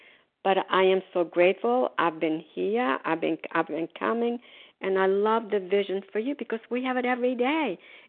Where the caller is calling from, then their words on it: Florida, United States; grateful, recovered, compulsive overeater. I'm calling from Florida. Today, we are snowbirds. We are in Florida.